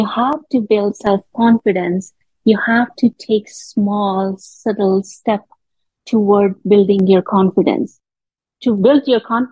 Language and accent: English; India; moved away as an adult; now in Canada; I'm born and raised in India. And I moved to Canada when I was 24 years old.